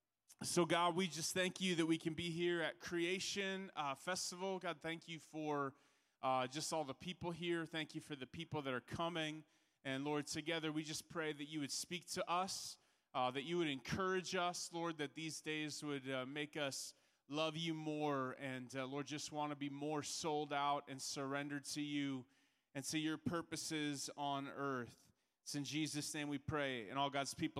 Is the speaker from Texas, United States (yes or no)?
no; Minneapolis, Minnesota, United States; I'm from Minneapolis, Minnesota